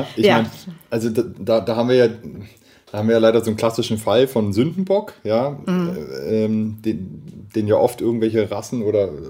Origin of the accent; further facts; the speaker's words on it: Munich, Bavaria, Germany; ich bin in München geboren, ich bin zur Schule gegangen, ich bin deutsch so wie du.